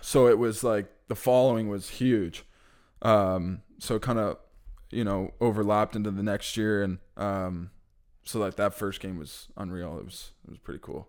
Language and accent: English; Halifax, Nova Scotia, Canada; growing up in Halifax